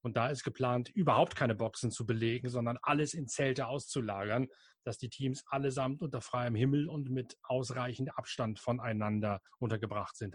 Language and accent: German; Lower Saxony, Germany; Bei uns in Niedersachsen